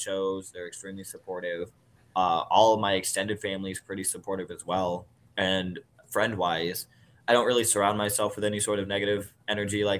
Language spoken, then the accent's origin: English; Southern Iowa, United States; moved away; I come from Southern Iowa, real small town